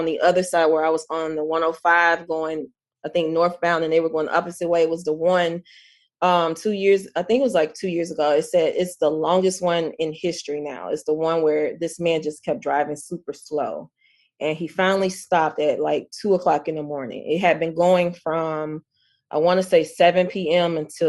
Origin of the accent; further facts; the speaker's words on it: the South, United States; even though I grew up in the South, I felt like I grew up here, like mentally, spiritually.